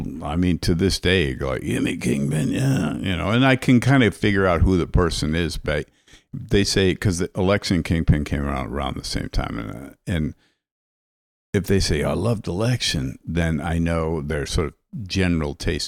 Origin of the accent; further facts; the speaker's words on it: Minnesota, United States; I'm from the Midwest